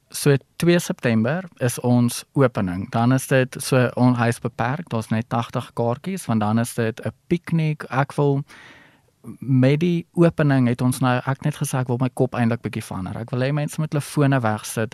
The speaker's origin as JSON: {"language": "Afrikaans", "town": "Ellisras", "region": "Limpopo", "country": "South Africa", "tie": "born or raised there", "moved": "yes", "said": "ek kom van Allesras af. Hy is nou 'n groter dorpie as toe ek daar was. So ons het nog fietsry die dorp volgery"}